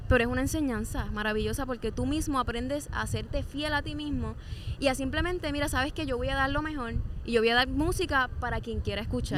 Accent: Corozal, Puerto Rico; yo vengo primero de Corozal

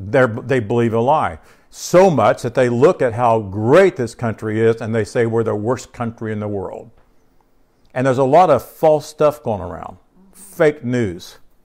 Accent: United States; I am an American, right? This is the country that we grew up in.

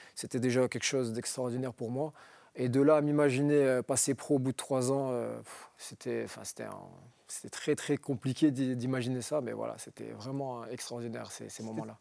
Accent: Roubaix, Hauts-de-France, France; je viens d'un quartier de modeste de, Roubaix, j'ai grandi à Roubaix

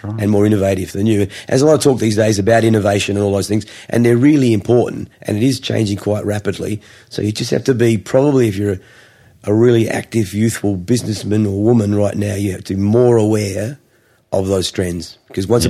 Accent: Adelaide, South Australia, Australia; also born or lived in Gosford, New South Wales; I sort of grew up uh, in Adelaide

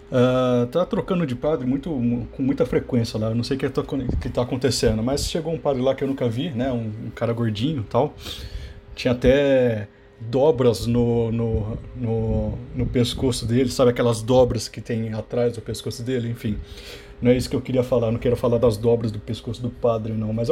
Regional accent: Campinas, São Paulo, Brazil; Eu sou aqui de Campinas, né? Eu frequento uma, uma, uma igreja aqui, a, a Catedral Metropolitana de Campinas.

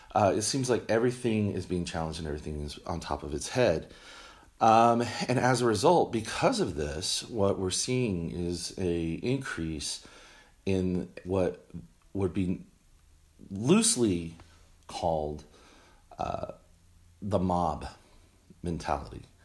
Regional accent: Texas, United States; also born or lived in Washington, D.C.; we moved back to Texas, um, which is my home. This is where I'm from.

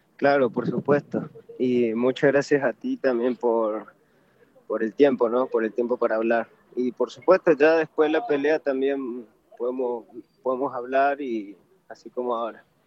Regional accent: Argentina; also born or lived in Peru / Córdoba, Argentina; yo nací, en Perú, pero sí, me, crié allá en Argentina

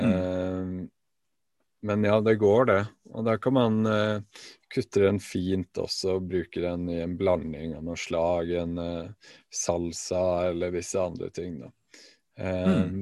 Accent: Alta, Finnmark, Norway; hjemme i Alta

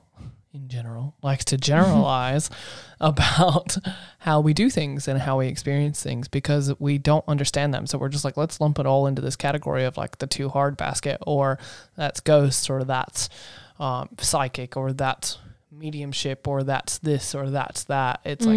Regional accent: the South, United States; I grew up in the South knowing those to be ghosts and ghost stories.

